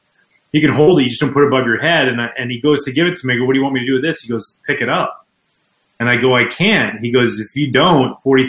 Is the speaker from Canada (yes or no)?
yes; Canada; moved away; here I am, this Canadian kid as a baseball player who loved hockey growing up